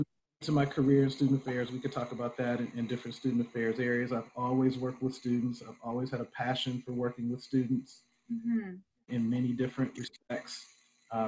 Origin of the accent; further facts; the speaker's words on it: Oakland, California, United States; I'm originally from Oakland, California, born and raised.